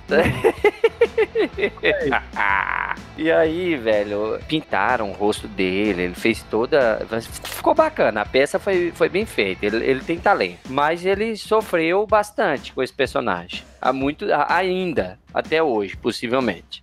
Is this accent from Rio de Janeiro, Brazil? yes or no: no; Planaltina, Federal District, Brazil; Eu, eu morei na minha infância lá no Mestre Darmas, né? Um bairro aqui de Planaltina